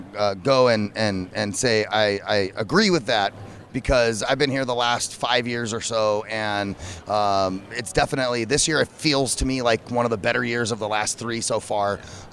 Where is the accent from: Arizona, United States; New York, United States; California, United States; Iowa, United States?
Arizona, United States; Phoenix; So I'm from Phoenix. I've lived here my whole life. I do not, in my lifetime of almost 40 years in Phoenix